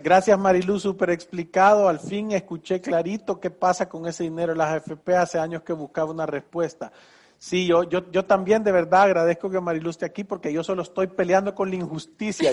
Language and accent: Spanish; San Salvador, El Salvador; vivo en San Salvador, El Salvador, aquí he vivido mis 52 años